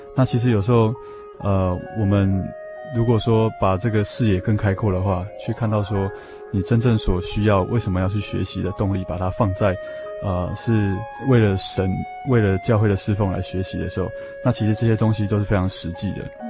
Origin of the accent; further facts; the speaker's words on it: Taiwan; 我们台湾的年轻人